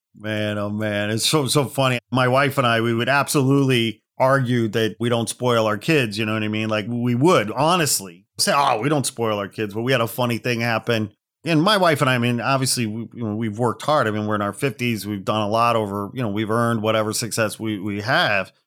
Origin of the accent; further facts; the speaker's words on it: Gary, Indiana, United States; now in Los Angeles, United States; I hail from the Midwest outside Chicago. I was born in Gary, Indiana